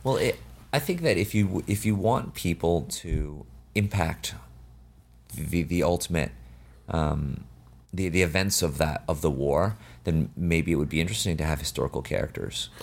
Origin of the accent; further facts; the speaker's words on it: Canada; also born or lived in China; I was born in Canada